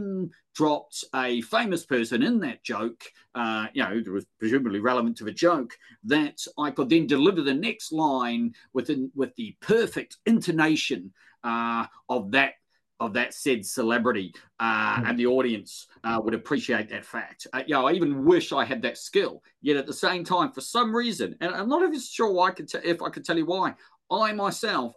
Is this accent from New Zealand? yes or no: yes; Wellington, New Zealand; moved away as an adult; also born or lived in North Manchester; now in Manchester, United Kingdom; I'm from Wellington, but all my family are from the Deep South.